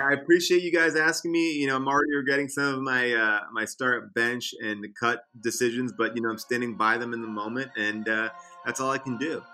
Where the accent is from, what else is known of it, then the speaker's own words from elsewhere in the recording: Long Island, New York, United States; also born or lived in Central Islip, New York / Northport, New York / Huntington, New York; I grew up, I mean, I'm all over the place. I, like, lived in Central Islip, Northport. I went to school in Huntington. Um, you know, so, like, I, Long Island, I kinda take pride